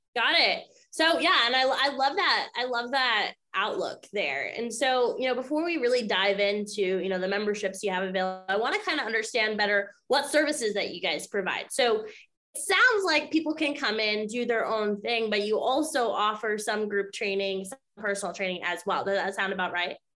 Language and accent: English; Maine, United States; now in Florida, United States; I'm located in Florida now, but I grew up in Maine